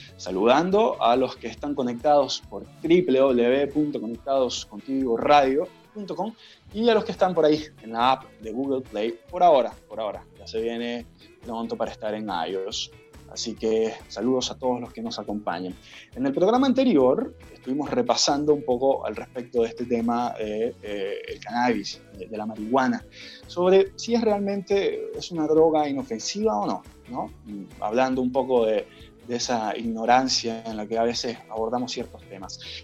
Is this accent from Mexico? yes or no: no; Venezuela; now in Chile; yo, eh, que soy venezolano